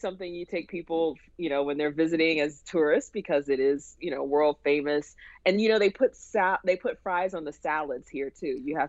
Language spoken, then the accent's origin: English; Jacksonville, Florida, United States; moved away as an adult; now in Pittsburgh, United States; I've lived in Pittsburgh longer than I lived in Jacksonville. So I'm Jacksonville born and raised, but I've been in Pittsburgh for 23 years now.